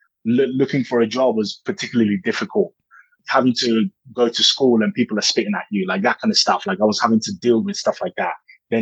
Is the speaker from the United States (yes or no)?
no; Nigeria; now in England; Like I said, I come from Nigeria and I moved to England.